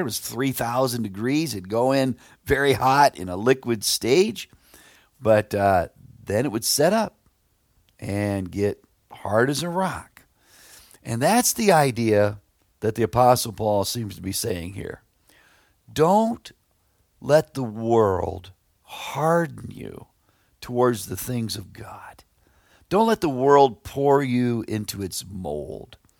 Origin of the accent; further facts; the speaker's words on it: Plymouth, Indiana, United States; I grew up near Plymouth, Indiana, out in the country